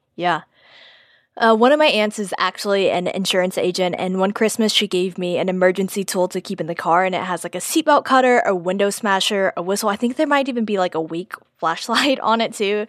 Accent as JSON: {"language": "English", "town": "Houston", "region": "Texas", "country": "United States", "tie": "born or raised there", "said": "I'm from Texas, grew up in Houston"}